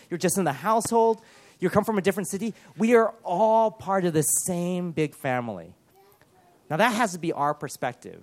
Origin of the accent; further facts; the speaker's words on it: Los Angeles, California, United States; growing up in Los Angeles